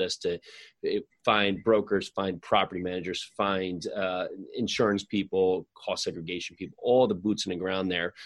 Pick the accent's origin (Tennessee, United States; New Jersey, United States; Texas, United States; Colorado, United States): New Jersey, United States; some friends I grew up with in New Jersey